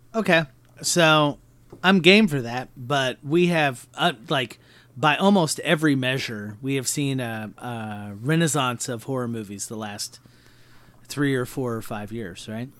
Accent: Midwest, United States; we come from the Midwest and we deal enough with smaller towns

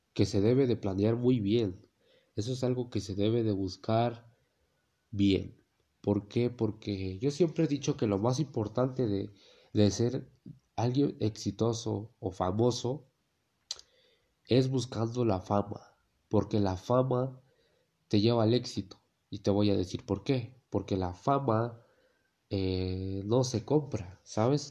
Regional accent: Mexico; en mi país, México

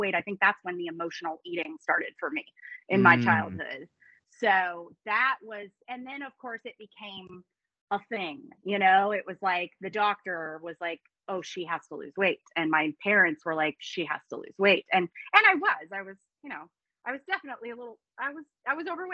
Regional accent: Tampa, Florida, United States; I am born and raised in the Tampa Bay area in Florida

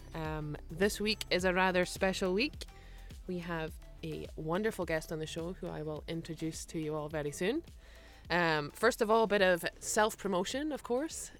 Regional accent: United Kingdom; moved away as an adult; now in United States; I'm British and I understand the football culture back home

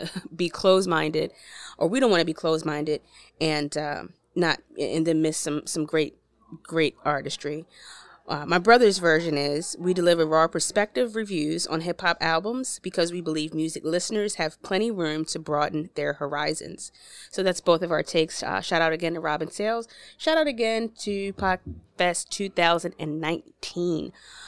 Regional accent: Baltimore, Maryland, United States; now in Virginia, United States; Originally from Baltimore, Maryland.

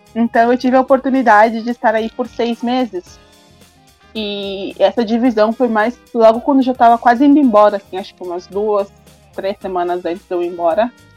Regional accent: Brazil; sou do Brasil

